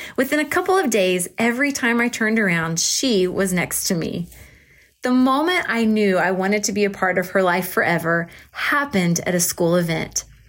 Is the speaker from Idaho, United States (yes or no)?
no; Oklahoma, United States; here in Oklahoma